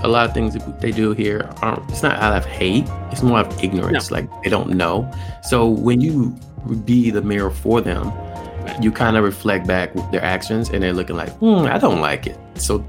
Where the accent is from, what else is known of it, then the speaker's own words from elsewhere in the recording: the South, United States; Because I'm from the South and I'm used to like getting pulled over for no reason.